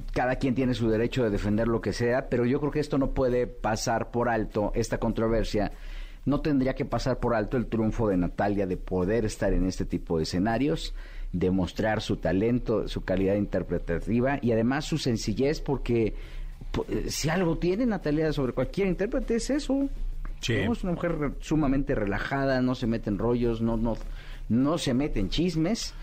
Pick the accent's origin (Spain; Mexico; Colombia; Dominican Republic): Mexico; nosotros como público mexicano